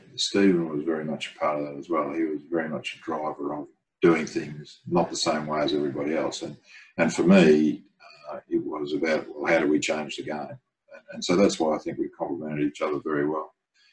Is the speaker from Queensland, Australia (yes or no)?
yes; Brisbane, Queensland, Australia; my hometown in Brisbane